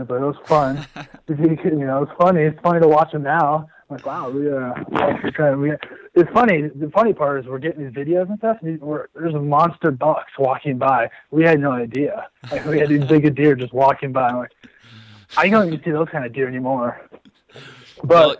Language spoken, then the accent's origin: English; Indianola, Iowa, United States; moved away; I grew up in Iowa. I'm from, south central Iowa, south around Indianola area.